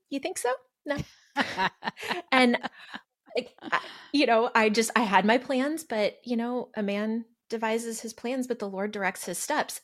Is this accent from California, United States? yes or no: yes; California, United States; also born or lived in Arizona; now in Texas, United States; I grew up in California, lived in the Southwest, Arizona, here in Texas